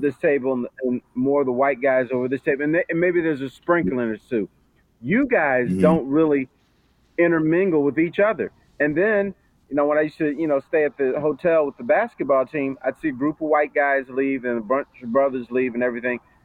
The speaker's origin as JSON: {"language": "English", "town": "Detroit", "region": "Michigan", "country": "United States", "tie": "born or raised there", "said": "I grew up in Detroit"}